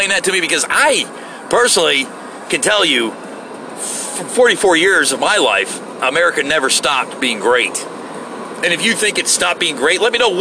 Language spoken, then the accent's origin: English; United States; I'm an American